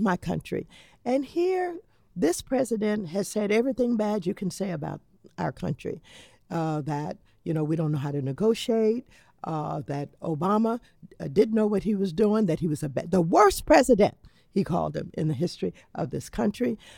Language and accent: English; Los Angeles, California, United States; I come from Los Angeles